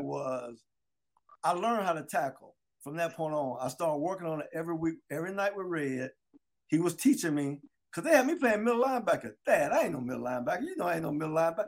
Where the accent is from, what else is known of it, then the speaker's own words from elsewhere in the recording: Delray Beach, Florida, United States; I'm from Delray Beach